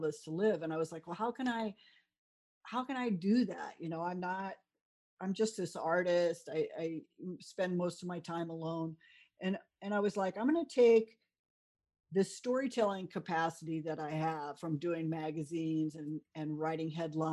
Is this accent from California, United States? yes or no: yes; South Bay area, California, United States; moved away as an adult; also born or lived in New York; I'm originally from California. I was a surfer girl. I went to UCSB. I grew up in the South Bay area